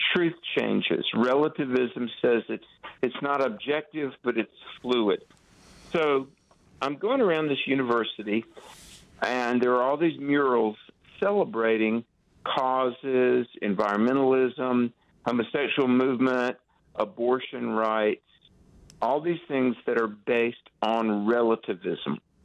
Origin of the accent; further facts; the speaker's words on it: North Carolina, United States; in my home state of North Carolina